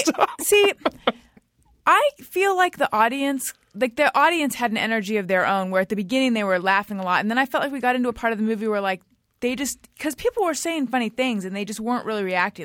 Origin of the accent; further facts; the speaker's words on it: California, United States; moved away as an adult; also born or lived in New York; I'm from here originally, but I was in New York